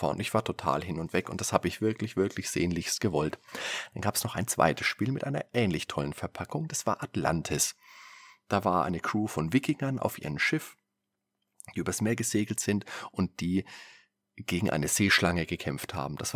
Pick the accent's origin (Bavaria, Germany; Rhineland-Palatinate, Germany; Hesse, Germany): Bavaria, Germany; Würzburg; Da kann ich mich erinnern, da war ich damals immer, wenn ich mit meiner Mutter einkaufen war, bei uns in Würzburg im Wertkauf damals noch.